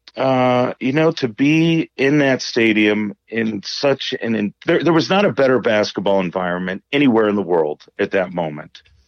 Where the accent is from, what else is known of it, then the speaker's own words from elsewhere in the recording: Indiana, United States; I grew up in Indiana as an Indiana Hoosier basketball fan